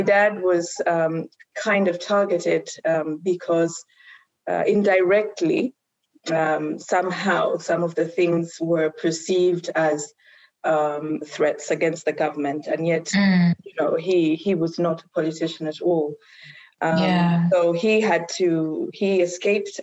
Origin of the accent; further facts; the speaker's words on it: Zambia; moved away; also born or lived in Uganda / Kenya; I spent about 10 years in Zambia in primary school